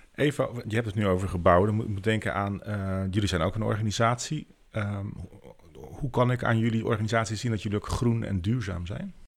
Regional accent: Veluwe, Gelderland, Netherlands; wij komen van de Veluwe en wonen vlak bij Ermelo.

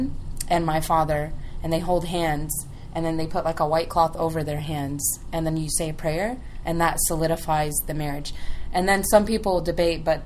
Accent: United States; My parents are Egyptian, so I grew up here in the U.S.

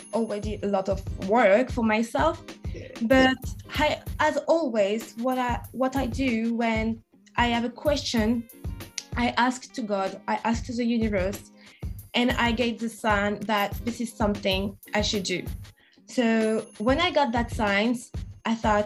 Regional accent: France; accent: French; English is a second language; moved away as an adult; now in London, United Kingdom; I'm French, as you can hear from my accent, and Caribbean. So my both parents are from Haiti, and I was born in France, and now I live in London

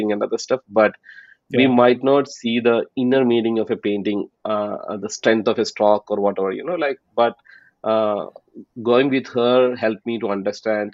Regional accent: Palakkad, Kerala, India; moved away as an adult; now in Texas, United States; I'm originally from Palakkad, from India. And right now, I'm based out of Texas

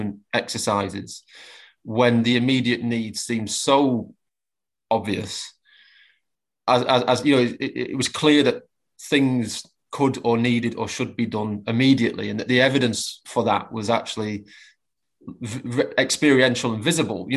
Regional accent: Preston, North West England, United Kingdom; my hometown of Preston

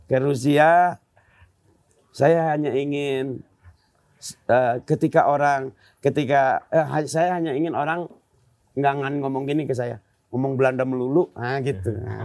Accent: Bandung, West Java, Indonesia; Pas di saya kembali ke tem, ke tempat tinggalku, mikir aku aku jadi rindu Ciwastra ya Bandung hmm. daerahku.

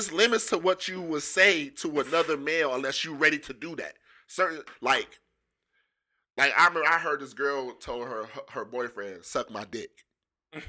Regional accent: Pontiac, Michigan, United States; I'm from Pontiac

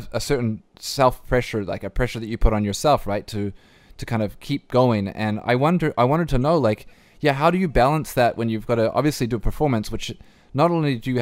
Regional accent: New Zealand; now in Vancouver, Canada; I was born in New Zealand and we say sauce

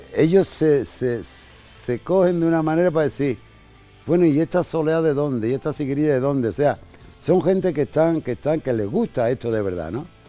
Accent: Jerez de la Frontera, Andalusia, Spain; soy de Jerez

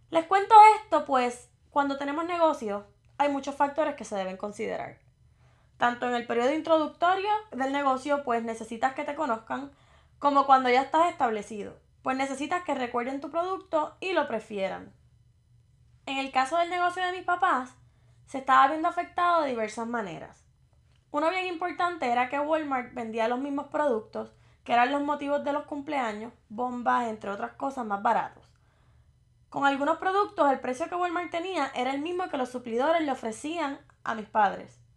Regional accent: Morovis, Puerto Rico; now in Virginia, United States; tengo 28 años. Soy del pueblo de Morovis y resido en el estado de Virginia.

